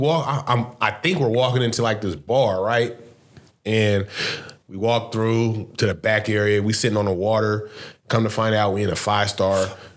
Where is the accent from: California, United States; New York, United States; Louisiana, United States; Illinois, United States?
California, United States; Oakland; I was born in Oakland.